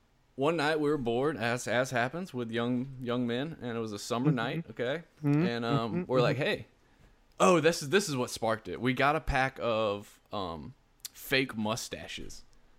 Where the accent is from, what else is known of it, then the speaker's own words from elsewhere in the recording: Louisiana, United States; We're Cajun, man.